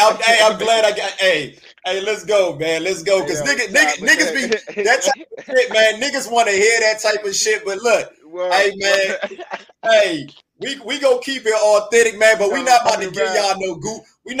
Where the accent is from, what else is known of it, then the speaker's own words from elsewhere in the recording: Washington, District of Columbia, United States; I'm from Washington D.C.